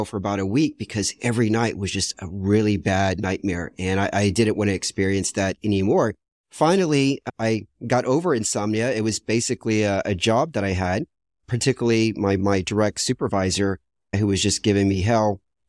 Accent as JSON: {"language": "English", "country": "United States", "said": "She's European and I'm American."}